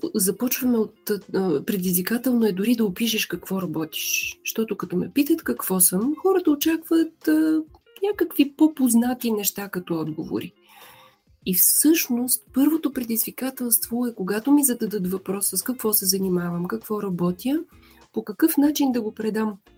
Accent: Vidin, Vidin Province, Bulgaria; also born or lived in Veliko Tarnovo, Bulgaria; now in Sofia, Bulgaria; съм родом от Видин

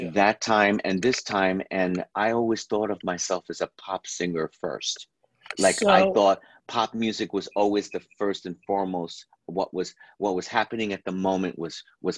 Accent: New York City, New York, United States; now in Los Angeles, United States; I'm from New York City, but we grew up on country radio because in New York there was country radio

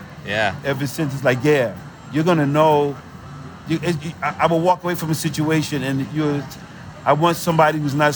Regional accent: New York City, New York, United States; moved away; it's in me still from growing up in New York City

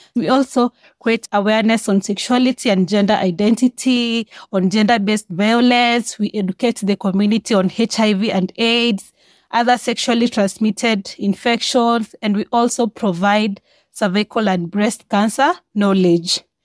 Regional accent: Kenya; I'm from Kenya. I was born and raised here.

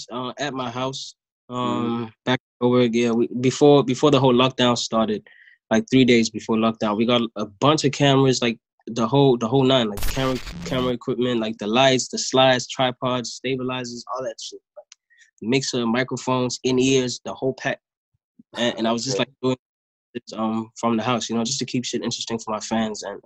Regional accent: Durban, KwaZulu-Natal, South Africa; also born or lived in Johannesburg; I was born in Joburg, but I was raised in Durban

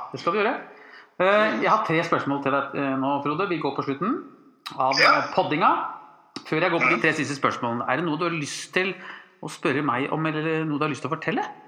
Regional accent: Drammen, Buskerud, Norway; vi er fra Drammen

